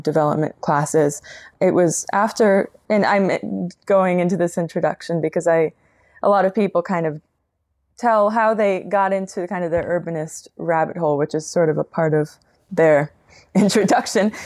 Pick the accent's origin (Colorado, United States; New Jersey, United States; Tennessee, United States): Colorado, United States; now in Portland, United States; I am from Colorado originally